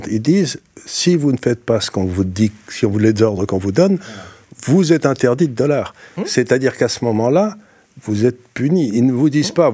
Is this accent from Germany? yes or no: no; France; alors que je suis français et que je suis en France